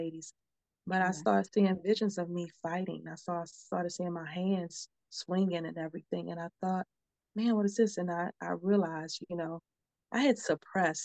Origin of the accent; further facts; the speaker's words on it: Baltimore, Maryland, United States; moved away as an adult; now in Texas, United States; I'm from Baltimore. And I had moved to Texas with my dad.